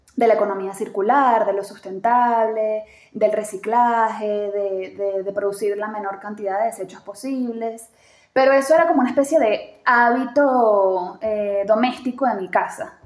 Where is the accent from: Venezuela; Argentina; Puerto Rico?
Venezuela; moved away as an adult; also born or lived in Chile / Caracas, Venezuela; now in Mexico; una venezolana que viene de un país en donde esas cosas no se hablan